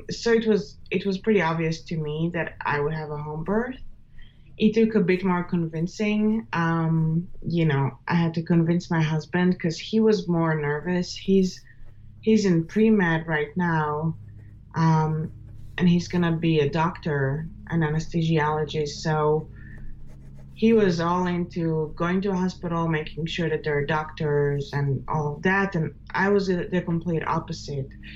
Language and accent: English; Israel; moved away as an adult; now in United States; I was born and raised in Israel and moved to the United States about 6.5 years ago.